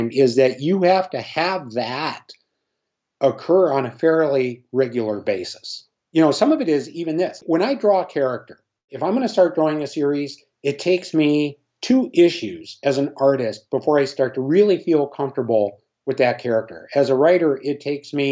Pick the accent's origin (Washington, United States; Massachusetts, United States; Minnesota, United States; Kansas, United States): Minnesota, United States; growing up in Minnesota, I had a Harmon Killebrew poster